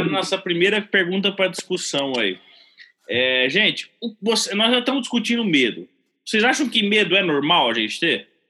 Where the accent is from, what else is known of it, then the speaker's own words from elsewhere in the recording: a town near Bauru, São Paulo, Brazil; moved away; em Bauru, ali pertinho da cidade onde eu nasci